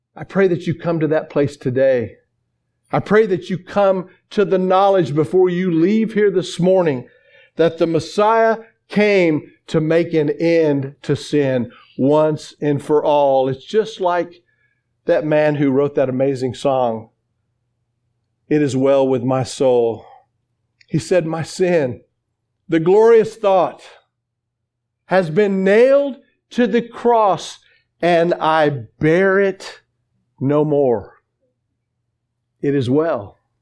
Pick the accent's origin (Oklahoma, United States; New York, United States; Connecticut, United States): Oklahoma, United States; I'm from Oklahoma.